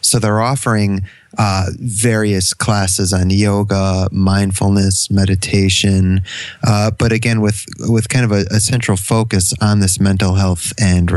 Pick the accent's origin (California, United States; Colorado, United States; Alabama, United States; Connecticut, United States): Connecticut, United States; now in Canada; I'm from Connecticut